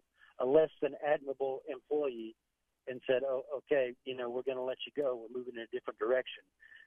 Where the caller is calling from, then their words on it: Bradenton, Florida, United States; Bradenton, Florida.